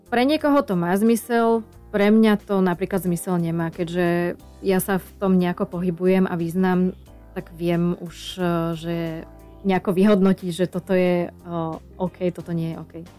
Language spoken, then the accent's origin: Slovak; Slovakia; Ako Slovenka